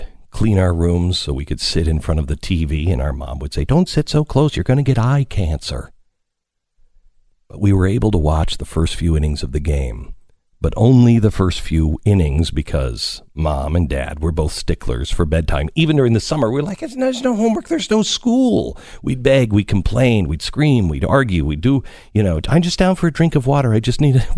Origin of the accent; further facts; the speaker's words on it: Pacific Northwest, United States; I grew up in the Pacific Northwest, so it was a little waterlogged.